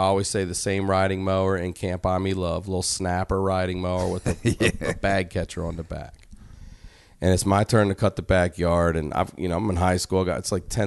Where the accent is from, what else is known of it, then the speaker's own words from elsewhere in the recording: Maryland, United States; we're from Maryland.